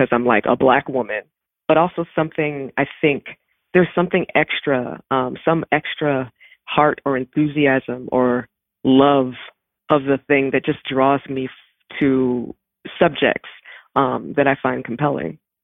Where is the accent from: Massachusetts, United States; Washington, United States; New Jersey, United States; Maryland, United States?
Maryland, United States; Baltimore; I am from Baltimore. I grew up on Rolling Road in Woodlawn